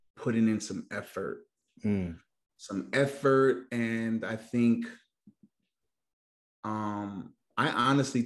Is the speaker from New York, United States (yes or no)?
yes; New York City, New York, United States; moved away as an adult; now in Houston, United States; we're from New York City